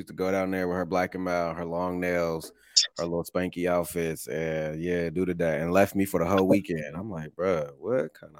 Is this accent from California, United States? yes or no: no; Columbus, Ohio, United States